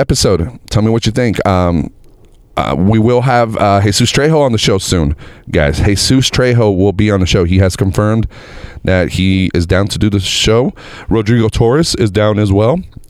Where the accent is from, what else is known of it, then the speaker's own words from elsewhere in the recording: United States; I'm an American